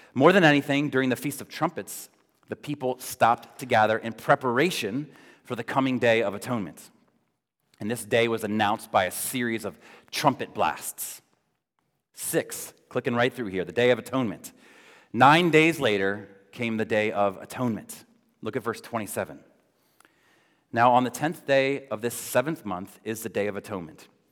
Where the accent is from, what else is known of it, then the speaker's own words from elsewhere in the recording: Florida, United States; moved away; growing up in Florida